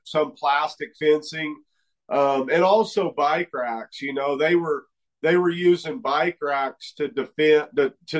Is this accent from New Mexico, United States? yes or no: yes; New Mexico, United States; I was raised here in New Mexico to a logging and sawmilling family